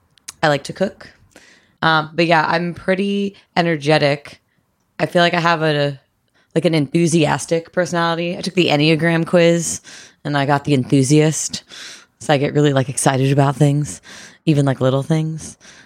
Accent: East Coast, United States; I'm from the East Coast.

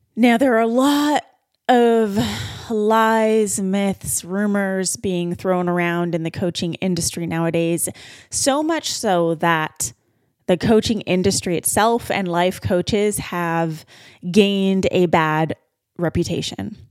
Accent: Vancouver, British Columbia, Canada; my hometown of Vancouver, B C

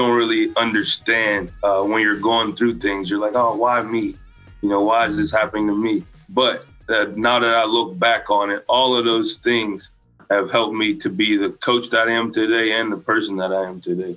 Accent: Keisport, Pennsylvania, United States; I'm from Keysport, Pennsylvania, a small town outside of Pittsburgh, PA.

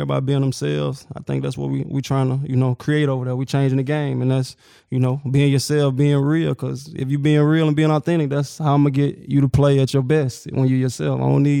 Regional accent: Tuscaloosa, Alabama, United States; Yeah, man, that's all you see when you're down there. I'm right in the heart of it.

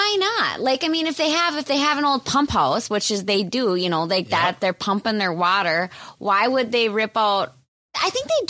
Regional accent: Minnesota, United States; accent: Minnesotan; I grew up in Amish country.

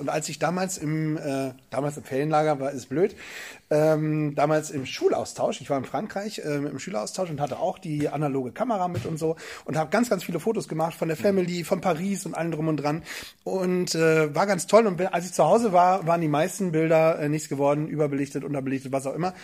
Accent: Northern Germany, Germany

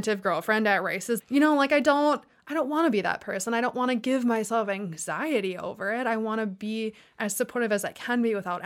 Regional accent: Wisconsin, United States; I was born and raised in Wisconsin

